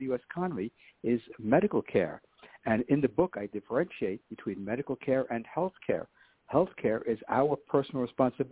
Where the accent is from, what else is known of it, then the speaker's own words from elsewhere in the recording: New York City, New York, United States; growing up in New York City in the 1950s or early 60s